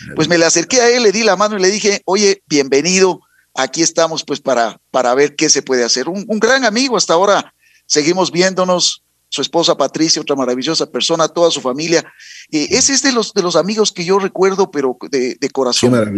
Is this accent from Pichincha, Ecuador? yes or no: yes; Quito, Pichincha, Ecuador; soy quiteño de corazón, madre ribambeña, padre cuencano. Y a buen hora, pues se encontraron acá en, en Quito y por eso yo soy un, un quiteño un quiteño más que quiere esta linda ciudad